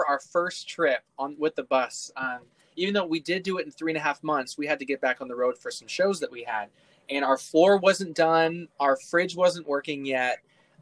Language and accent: English; Oshawa, Ontario, Canada; moved away as an adult; now in United States; born and raised in Canada